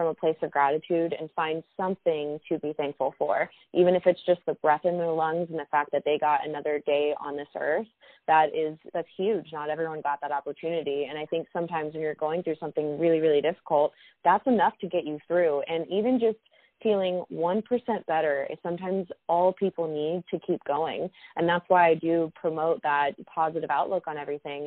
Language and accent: English; Houston, Texas, United States; now in Los Angeles, United States; my whole family is in Houston, Texas